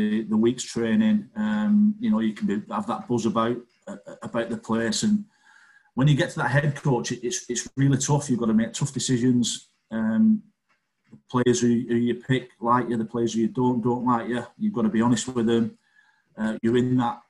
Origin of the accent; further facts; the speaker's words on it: Wigan, North West England, United Kingdom; I'm not Scottish, I'm English. No Scottish in me. I've got Irish grandparents, born in Wigan, and I'm English.